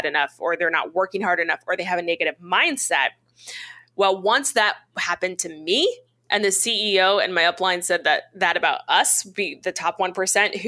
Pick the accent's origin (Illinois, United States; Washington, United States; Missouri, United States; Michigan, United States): Missouri, United States; I grew up away from my people in this little tiny town of about 20,000 people, 16,000 people in the Midwest in Missouri. And that's where I was raised.